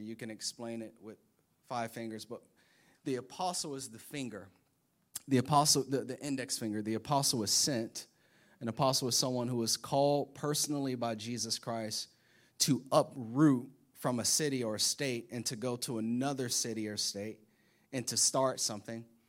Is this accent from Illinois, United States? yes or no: no; Florida, United States; moved away; I'm from Florida